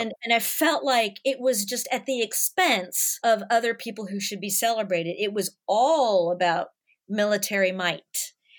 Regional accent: Nashville, Tennessee, United States; moved away as an adult; also born or lived in Los Angeles; now in London, United Kingdom; I grew up in the South

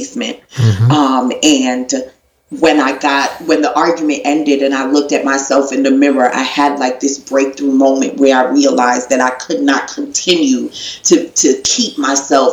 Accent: New York City, New York, United States; I'm from Brooklyn, New York. So I'm 17 years old

